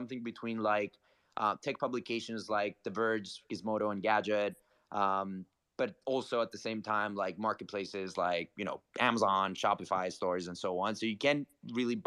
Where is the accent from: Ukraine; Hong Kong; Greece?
Greece; moved away as an adult; now in New York City, United States; Born and raised in Greece, moved to New York City last year. I've been in and out the US for the past 10 years